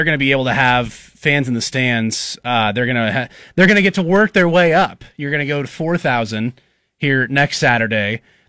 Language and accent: English; United States; We're American.